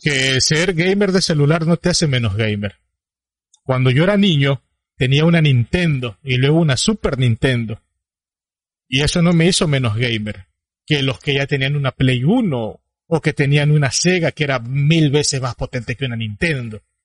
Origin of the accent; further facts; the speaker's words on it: Ecuador; Ambos somos ecuatorianos